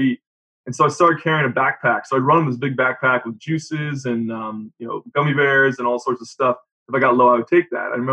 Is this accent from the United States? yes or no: yes; Rhode Island, United States; also born or lived in Jacksonville, Florida; now in Northern Kentucky, United States; I'm from Rhode Island